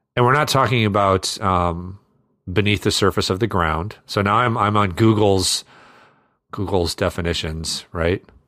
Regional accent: Iowa, United States; I grew up in Iowa

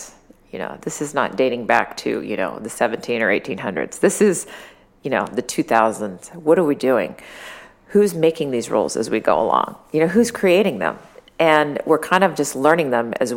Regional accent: Sacramento, California, United States; I grew up in the Central Valley, Sacramento.

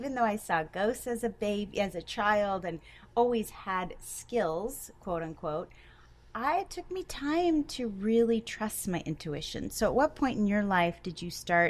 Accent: Connecticut, United States; moved away; we're both from Connecticut

